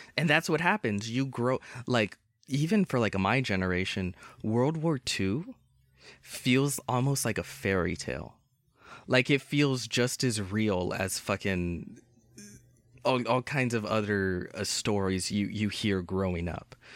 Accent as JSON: {"language": "English", "country": "United States", "said": "I'm American"}